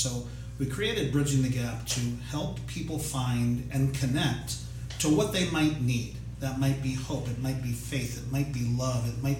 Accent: Canton, Ohio, United States; I grew up in Canton, Ohio

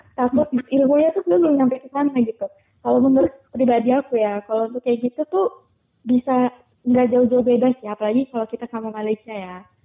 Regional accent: Indonesia; kami dari Indonesia

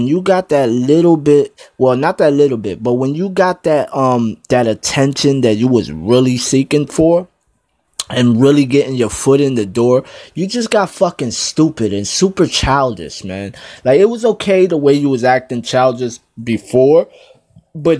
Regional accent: New Jersey, United States; I'm from Jersey

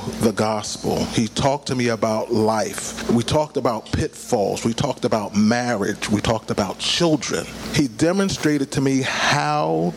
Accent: Philadelphia, Pennsylvania, United States; moved away as an adult; also born or lived in Pittsburgh; I'm born and raised in Philadelphia, but found myself in Pittsburgh.

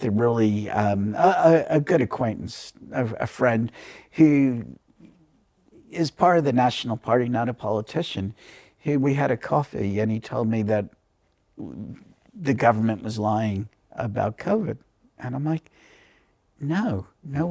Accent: New York, United States; moved away as an adult; now in New Zealand; one of my best friends growing up in New York

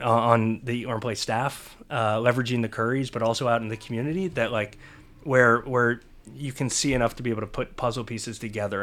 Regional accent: Cincinnati, Ohio, United States; I was born in Cincinnati

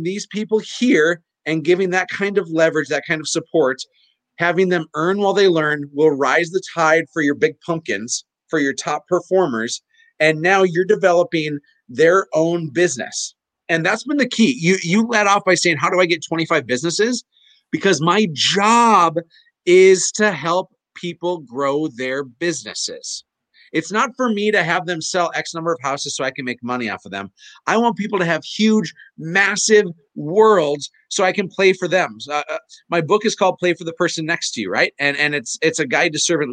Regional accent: Fargo, North Dakota, United States; I'm from Fargo

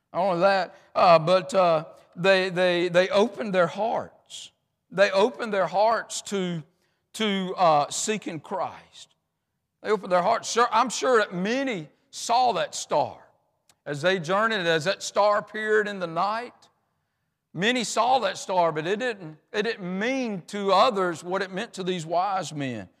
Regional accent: United States; I'm an American

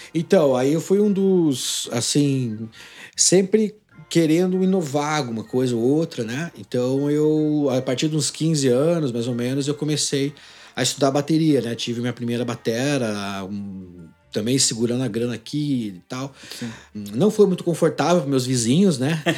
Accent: Ponta Grossa, Paraná, Brazil; also born or lived in Jaguariaíva, Paraná / Arapoti, Paraná; Eu nasci em Jaguariaíva, aqui no interior do Paraná. E aí fui para Araputi e fiquei até uns nove anos de idade lá. Então, quando eu, é, a gente veio para Ponta Grossa, meu pai veio trabalhar para cá

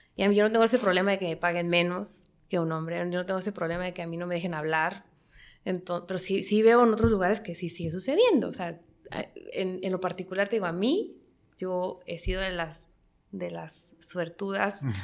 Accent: Mexico; yo soy mexicana

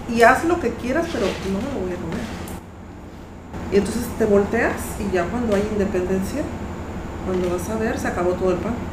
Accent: Mexico; now in Panama; yo soy mexicana

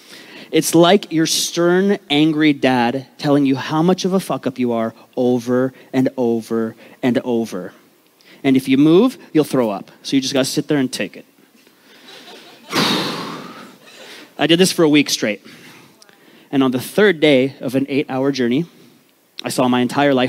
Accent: Vancouver, British Columbia, Canada; I grew up in East Vancouver, the rough part of town.

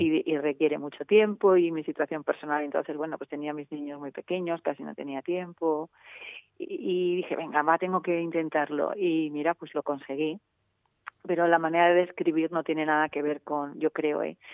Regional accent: Soria, Castile and León, Spain; moved away; soy soriana de pro, me encanta mi tierra

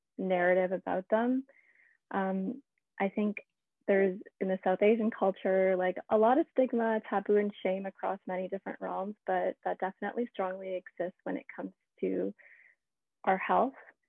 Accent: Canada; I was, you know, born and raised in Canada

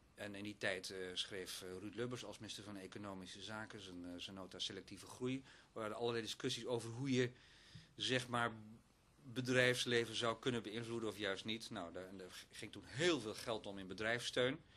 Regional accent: Oostburg, Zeeland, Netherlands; moved away; also born or lived in Sas van Gent; Zeeuws-Vlaamse achtergrond om precies te zijn

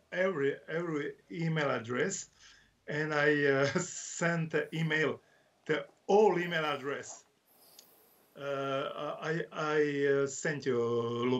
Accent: Croatia; English is a second language; I'm from Croatia

